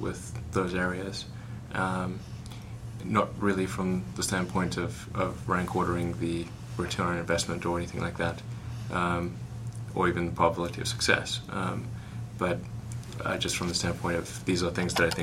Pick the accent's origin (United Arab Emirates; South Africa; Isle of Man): South Africa; When I was growing up in South Africa